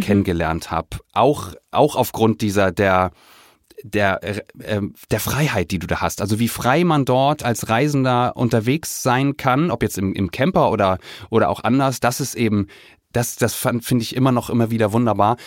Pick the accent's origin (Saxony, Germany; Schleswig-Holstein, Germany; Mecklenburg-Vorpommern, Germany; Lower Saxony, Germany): Schleswig-Holstein, Germany; Kiel; ich bin in, in Kiel groß geworden